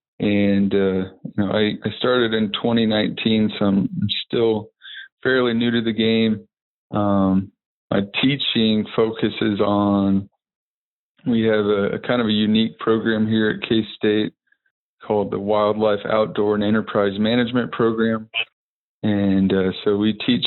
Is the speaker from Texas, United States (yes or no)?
yes; Texas, United States; I grew up in Texas.